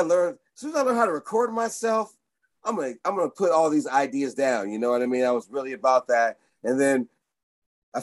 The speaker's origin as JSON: {"language": "English", "town": "Oakland", "region": "California", "country": "United States", "tie": "born or raised there", "also_born_or_lived": "San Francisco", "said": "I'm from Oakland, really"}